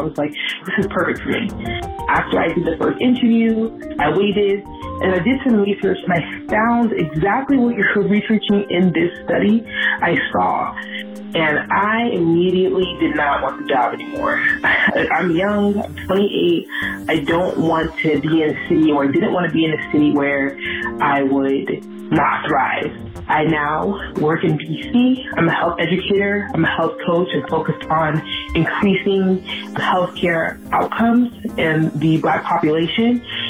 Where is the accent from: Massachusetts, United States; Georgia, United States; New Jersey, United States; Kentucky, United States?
New Jersey, United States; moved away as an adult; now in Washington, D.C., United States; I'm from New Jersey, and I was open to anything new.